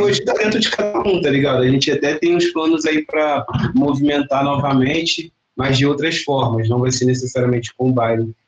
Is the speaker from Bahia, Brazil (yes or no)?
no; Duque de Caxias, Rio de Janeiro, Brazil; Sou da Baixada Fluminense, cria de Caxias